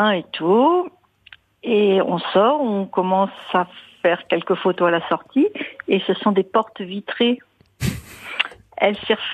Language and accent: French; Pays de la Loire, France; Je suis d'Anjou.